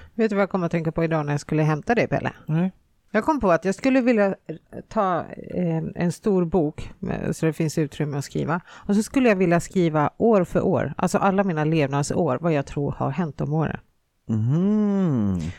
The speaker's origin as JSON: {"language": "Swedish", "country": "Finland", "moved": "yes", "said": "jag är från Finland"}